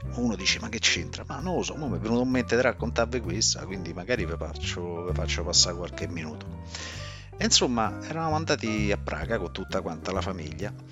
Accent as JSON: {"language": "Italian", "town": "Rome", "region": "Lazio", "country": "Italy", "said": "\"Io sono di Roma.\""}